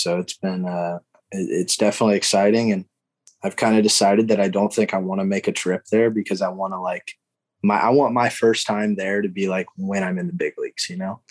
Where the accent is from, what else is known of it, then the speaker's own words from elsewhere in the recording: Alabama, United States; growing up in Alabama